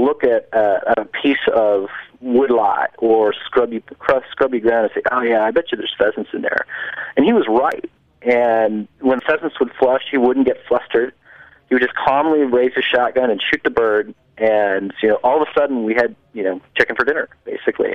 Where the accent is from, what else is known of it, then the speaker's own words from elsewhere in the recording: New Jersey, United States; moved away as an adult; also born or lived in Minnesota; I grew up in New Jersey